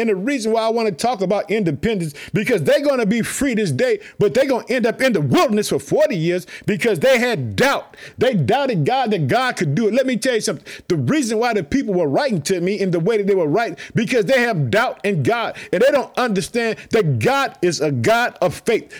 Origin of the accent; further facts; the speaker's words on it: Illinois, United States; the state of Illinois, my home state.